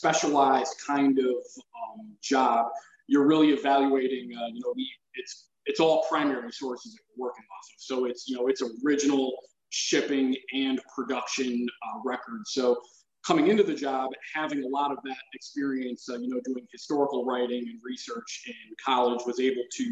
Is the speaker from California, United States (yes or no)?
no; Connecticut, United States; Growing up in Connecticut, the culture on firearms is not quite what it is in, some other areas of the country